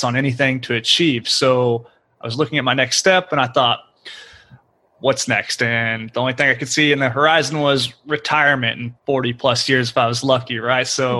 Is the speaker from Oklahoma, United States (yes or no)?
yes; Oklahoma, United States; moved away as an adult; now in Houston, United States; I was born and raised in Oklahoma, grew up there, went to school there